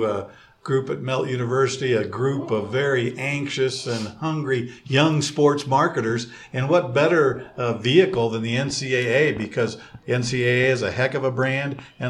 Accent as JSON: {"language": "English", "town": "Indianapolis", "region": "Indiana", "country": "United States", "said": "I'm from Indianapolis, Indiana"}